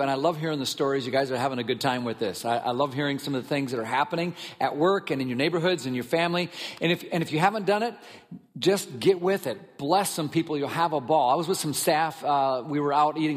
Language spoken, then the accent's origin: English; Minnesota, United States; I grew up in Minnesota